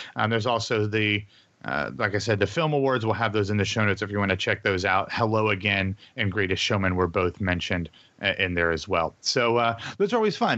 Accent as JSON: {"language": "English", "town": "Columbus", "region": "Ohio", "country": "United States", "tie": "born or raised there", "moved": "yes", "lives_now": "New York, United States", "said": "a certain Midwestern metropolis that has a thriving business, educational, and artistic communities, um, which just so al-, also happens to be my hometown"}